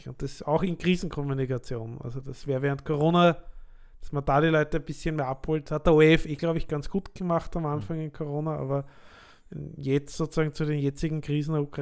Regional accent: Lower Austria, Austria; also born or lived in Vienna; Also ich bin geborener Niederösterreicher aus der Wachau. Habe dann elf Jahre in Wien gewohnt

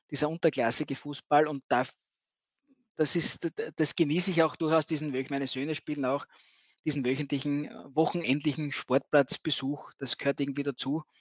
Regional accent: Bavaria, Germany; ich komme also vom Land, aus der Gegend Feldbach, Regensburg, äh, war da immer auch im, im Verein tätig

